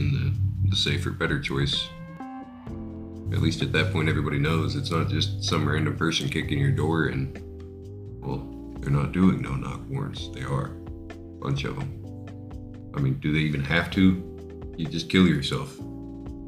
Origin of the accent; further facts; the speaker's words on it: United States; I'm an American